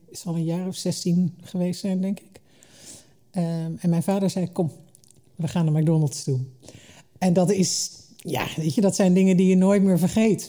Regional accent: Hengelo, Overijssel, Netherlands; also born or lived in Almelo / Limburg (family); ik ben deels opgegroeid in Twente. Eh, in Hengelo en in Almelo

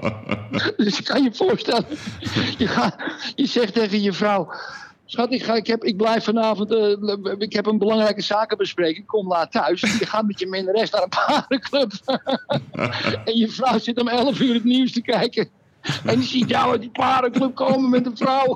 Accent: Netherlands; now in Portugal; ik ben een Nederlander

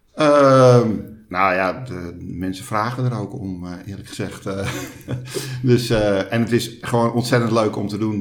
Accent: Hoorn, North Holland, Netherlands; moved away as an adult; now in Alkmaar, Netherlands; opgegroeid in Hoorn maar al ruim 25 jaar woonachtig in Alkmaar.

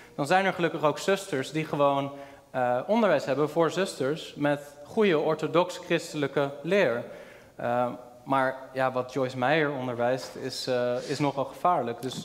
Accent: Rotterdam, South Holland, Netherlands; de kerk waar ik ben opgegroeid was een kleine volle evangelische gemeente in Rotterdam

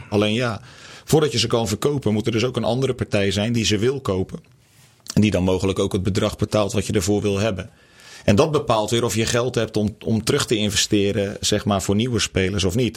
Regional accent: the West, western Netherlands, Netherlands; moved away as an adult; also born or lived in Groningen; ik kom hier niet vandaan. Ik kom uit het Westen

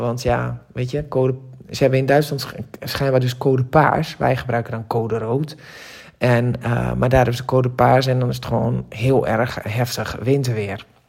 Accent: Drenthe, Netherlands; Want ik ben Drentse van oorsprong

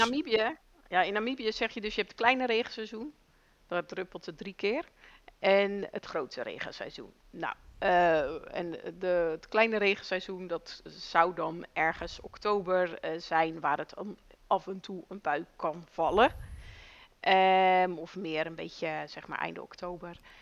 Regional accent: Netherlands; wij komen uit Nederland.

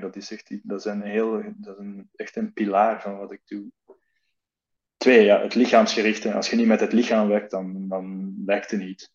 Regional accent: Belgium; now in Netherlands; ik kom uit België

